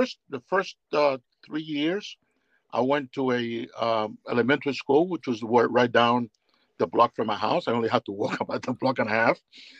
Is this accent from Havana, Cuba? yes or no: yes; Guanabacoa, Havana, Cuba; And Guanabacoa is a very interesting town. I basically had all that back then in those days.